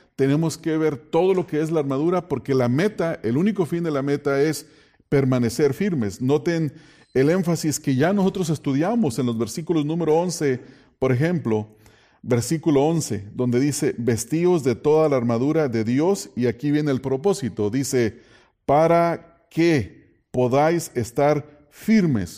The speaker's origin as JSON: {"language": "Spanish", "country": "Mexico", "said": "en México, de donde yo vengo"}